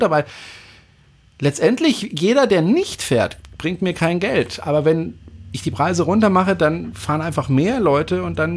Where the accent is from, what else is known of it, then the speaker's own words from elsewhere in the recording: Freiburg, Baden-Württemberg, Germany; ich komme ja aus Freiburg ursprünglich